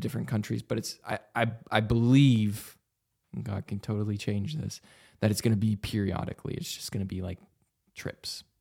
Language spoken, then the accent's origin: English; Vancouver, Washington, United States; Vancouver, Washington is my hometown